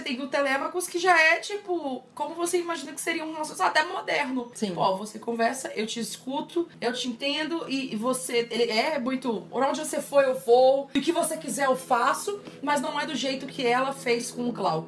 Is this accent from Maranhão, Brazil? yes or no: yes; São Luís, Maranhão, Brazil; moved away as an adult; eu vivi minha vida inteira em São Luís, né? Tipo, até 18 anos